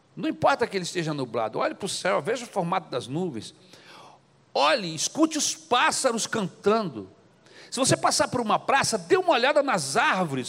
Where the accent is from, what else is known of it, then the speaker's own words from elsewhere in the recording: Brazil; nós que somos brasileiros, por causa da nossa cultura católica